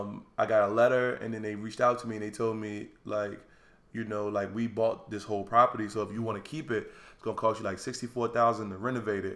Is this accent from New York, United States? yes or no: yes; New York City, New York, United States; So I'm from Harlem. Mm-hmm. Used to live in Harlem.